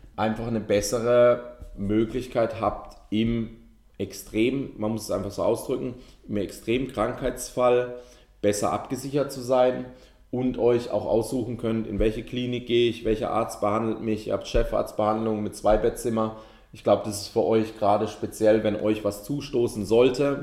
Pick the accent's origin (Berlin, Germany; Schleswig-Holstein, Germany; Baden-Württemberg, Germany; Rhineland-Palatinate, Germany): Baden-Württemberg, Germany; Ettlingen; ich komme aus Ettlingen